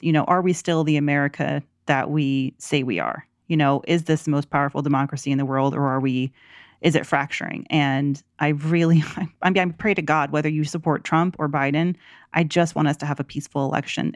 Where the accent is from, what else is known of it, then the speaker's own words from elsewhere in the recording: the South, United States; growing up in the South